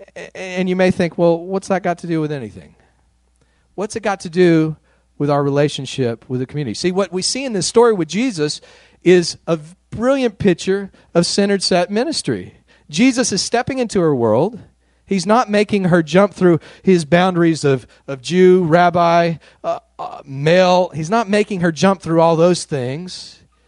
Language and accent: English; West Texas, United States; I grew up out in West Texas, a white middle class family, very conservative neck of the woods